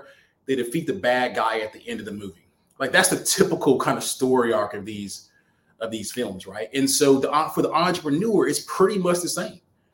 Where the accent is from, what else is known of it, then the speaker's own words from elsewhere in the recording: Alabama, United States; now in Atlanta, United States; I'm coming back from Alabama, where I'm originally from